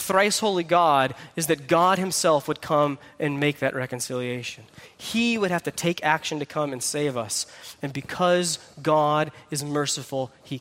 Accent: Texas, United States; I'm from Texas

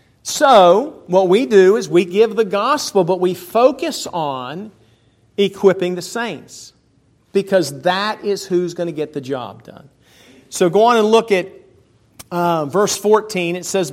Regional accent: Pennsylvania, United States; also born or lived in Maryland / Huntsville, Alabama; I was raised in Pennsylvania, Maryland. My dad was military, traveled around. I was born in Huntsville, Alabama

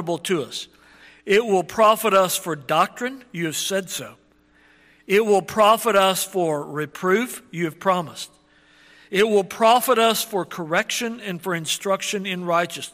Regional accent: United States; As American evangelicals

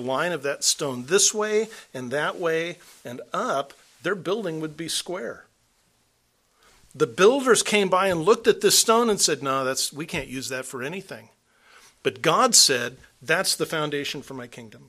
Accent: California, United States; we come from California

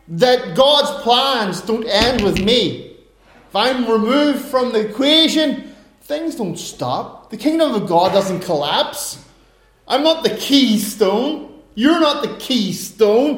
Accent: Ireland; I'm an Irishman

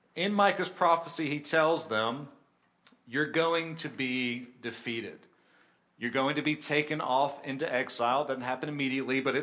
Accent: York, South Carolina, United States; we're from York

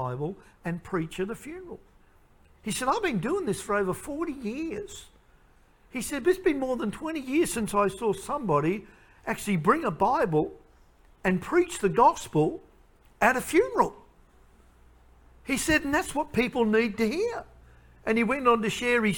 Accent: Queensland, Australia; I'm from Queensland.

